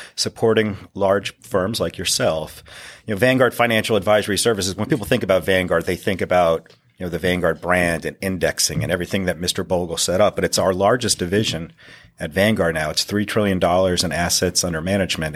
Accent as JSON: {"language": "English", "region": "northeastern Pennsylvania", "country": "United States", "tie": "born or raised there", "said": "I grew up in the northeastern part of Pennsylvania."}